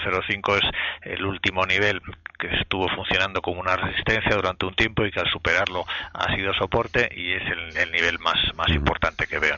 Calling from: Valencia, Valencian Community, Spain; de Valencia.

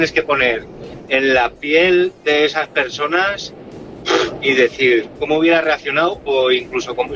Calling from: Logroño, La Rioja, Spain; de Logroño.

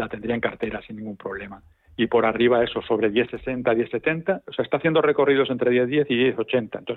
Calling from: Madrid, Community of Madrid, Spain; llamo de Madrid.

